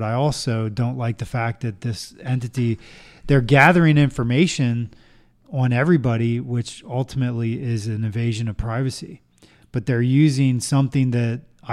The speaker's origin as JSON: {"language": "English", "country": "United States", "said": "I'm an American"}